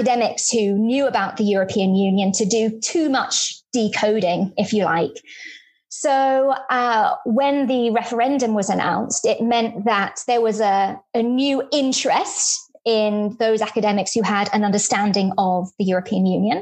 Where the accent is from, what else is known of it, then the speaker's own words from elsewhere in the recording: southwest Norfolk, East of England, United Kingdom; moved away as an adult; also born or lived in Birmingham / Bristol; now in Cardiff, United Kingdom; I was brought up in a lovely little village in southwest Norfolk, really in the middle of nowhere Norfolk.